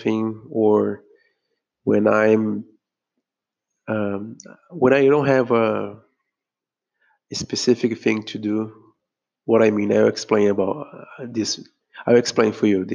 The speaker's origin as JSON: {"language": "English", "country": "Brazil", "said": "I'm speaking here from Brazil. I'm a Brazilian"}